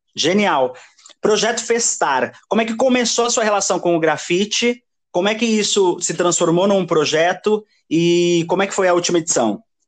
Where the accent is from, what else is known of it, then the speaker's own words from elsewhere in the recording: Osasco, São Paulo, Brazil; eu nasci em Osasco